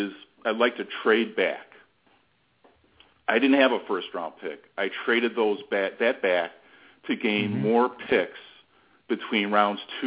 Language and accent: English; Arlington Heights, Illinois, United States; I'm from Arlington Heights, Illinois, which is a suburb northwest of Chicago